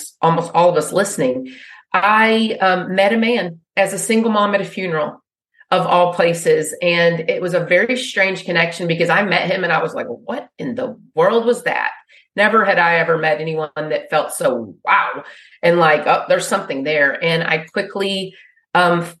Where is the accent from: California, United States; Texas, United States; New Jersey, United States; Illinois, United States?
Texas, United States; Wichita Falls; moved away; I grew up in Wichita Falls